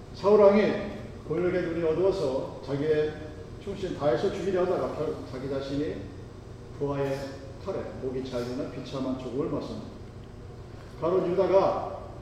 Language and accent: Korean; South Korea; born or raised there; moved away as an adult